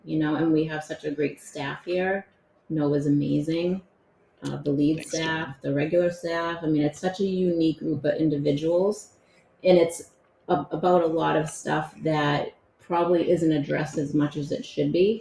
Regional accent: Winthrop, United States; I grew up in Winthrop.

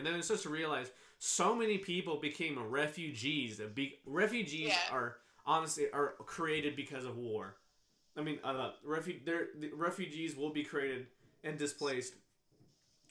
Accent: Kansas, United States; also born or lived in Guatemala; growing up in Kansas

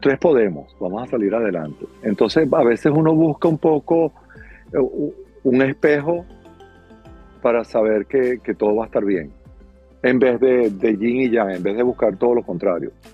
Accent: Caracas, Capital District, Venezuela; moved away as an adult; now in Miami, United States; yo soy de Caracas, Venezuela

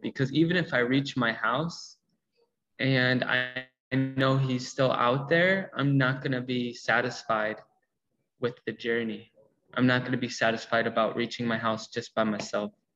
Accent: Illinois, United States; also born or lived in Rukungiri, Uganda; I am from the United States. Uh, Illinois, about two hours west of Chicago, the cornfields

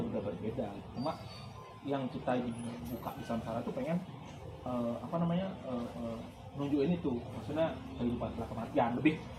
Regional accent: Bali, Indonesia; kita orang Bali

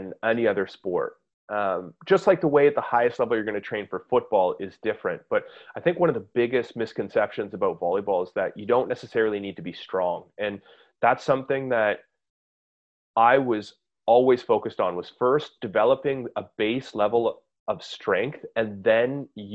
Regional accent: Canada; as a Canadian in an environment where, you know, we get like 3 good months of summer a year.

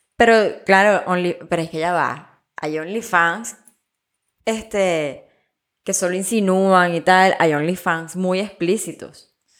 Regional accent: Venezuela; yo vengo de Venezuela

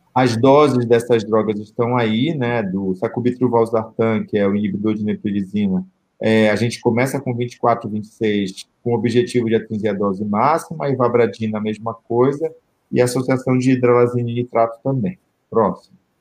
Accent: Belém, Pará, Brazil; o perfil Belém, né, que é a minha terra

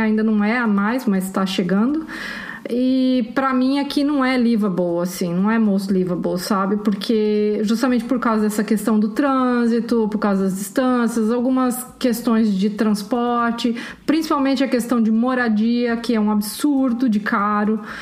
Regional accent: Curitiba, Paraná, Brazil; moved away as an adult; also born or lived in São José dos Campos; eu sou de Curitiba, mas eu já tinha me mudado de lá fazia algum tempo

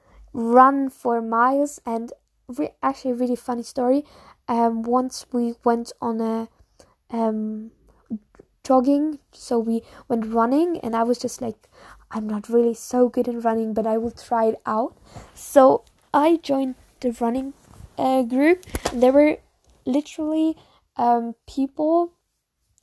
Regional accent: Munich, Bavaria, Germany; English is a second language; I'm from Munich, from Germany

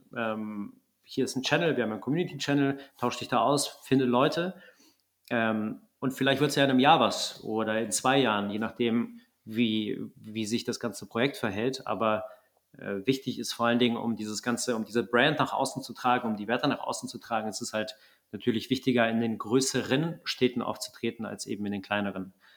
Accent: Wegberg, North Rhine-Westphalia, Germany; ich komme aus Wegberg, Kreis Heinsberg, kleines Kaff.

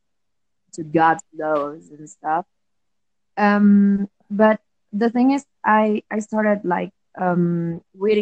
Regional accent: Colombia; I'm from Colombia

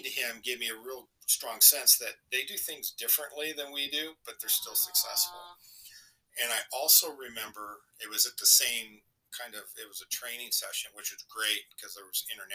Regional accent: California, United States; I'm from California

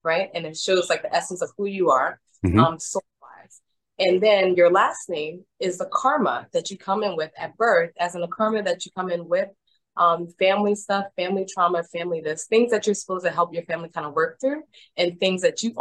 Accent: New York City, New York, United States; moved away as an adult; also born or lived in Florida; I grew up here in Brooklyn.

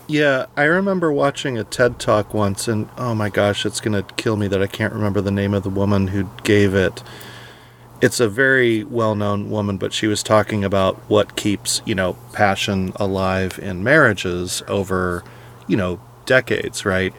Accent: California, United States; When I was in high school growing up in, in California

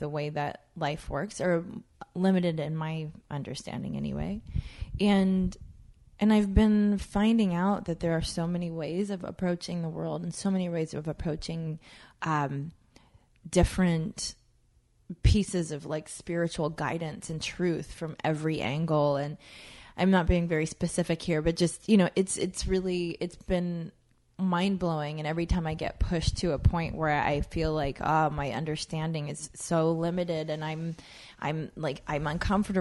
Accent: United States; also born or lived in Jamaica; I was born a U.S. citizen, and then I grew up, most of my life has been here

